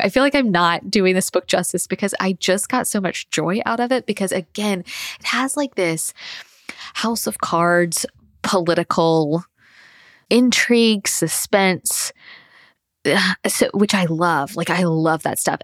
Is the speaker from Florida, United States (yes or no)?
yes; Tallahassee, Florida, United States; moved away as an adult; now in Thomasville, United States; I grew up in Tallahassee, which is the state capital